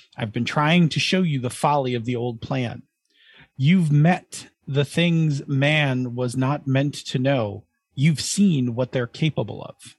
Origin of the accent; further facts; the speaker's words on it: Buffalo, New York, United States; we're from Buffalo